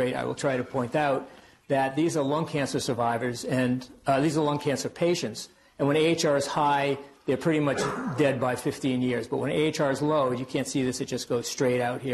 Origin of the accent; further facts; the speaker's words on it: Worcester, Massachusetts, United States; accent: Worcester; my Worcester accent